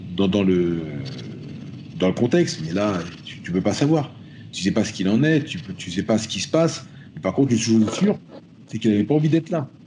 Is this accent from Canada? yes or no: no; France; je suis français, mais, mais, si je suis africain et je porte mes, racines de, la même manière